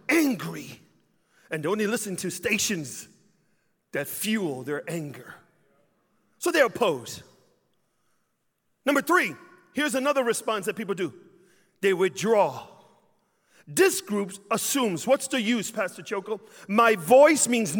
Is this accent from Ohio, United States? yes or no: no; Chicago, Illinois, United States; I grew up in Chicago